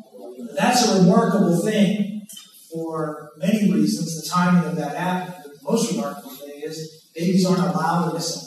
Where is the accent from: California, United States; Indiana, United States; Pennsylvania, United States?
Pennsylvania, United States